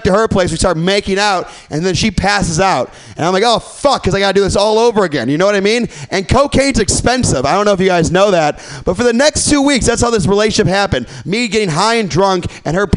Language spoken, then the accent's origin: English; Midwest, United States; now in San Francisco, United States; I'm from the Midwest